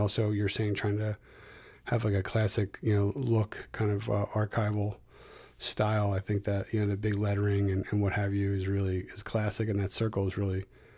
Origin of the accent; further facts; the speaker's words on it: Philadelphia, Pennsylvania, United States; moved away as an adult; now in Connecticut, United States; I'm from Philadelphia here in the States, but I live in Connecticut, which is about, you know, 2.5 hours away.